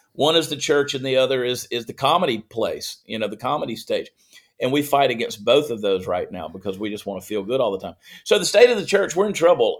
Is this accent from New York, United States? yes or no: no; Augusta, Georgia, United States; also born or lived in New Jersey / Columbia, South Carolina; grew up in Georgia